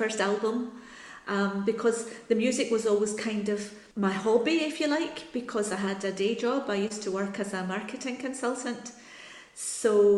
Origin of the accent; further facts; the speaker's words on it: Paisley, Scotland, United Kingdom; I'm from Paisley in Scotland, which is quite near Glasgow